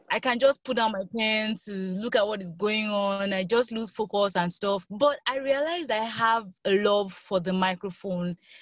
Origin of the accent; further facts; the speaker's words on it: Nigeria; I'm Nigerian